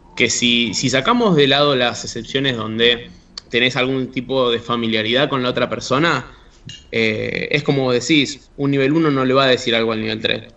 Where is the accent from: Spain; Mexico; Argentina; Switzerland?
Argentina; nosotros como comunidad argentina